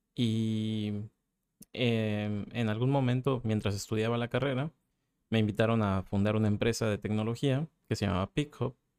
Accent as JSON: {"language": "Spanish", "town": "Mérida", "region": "Yucatán", "country": "Mexico", "tie": "born or raised there", "said": "en mi ciudad natal, en Mérida"}